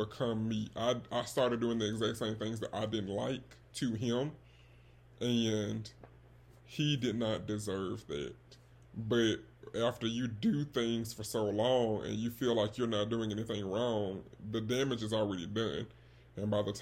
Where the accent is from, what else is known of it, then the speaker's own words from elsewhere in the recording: Birmingham, Alabama, United States; I am from Alabama. I'm not from the West Coast. I'm from the South, if you could not tell. The 205 to be specific.